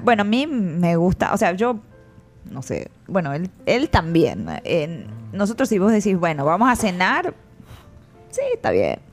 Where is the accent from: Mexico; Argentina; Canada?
Argentina; now in El Salvador; como somos los dos argentinos